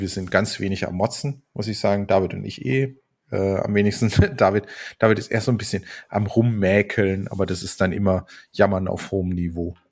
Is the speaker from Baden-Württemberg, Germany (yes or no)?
yes; Karlsruhe, Baden-Württemberg, Germany; aus meiner Heimat Karlsruhe